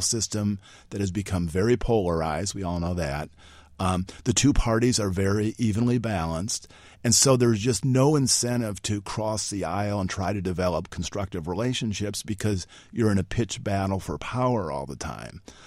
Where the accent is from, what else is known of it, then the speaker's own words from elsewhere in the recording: Illinois, United States; moved away as an adult; now in Washington, United States; I'm from Illinois, went to Knox College in Galesburg, Illinois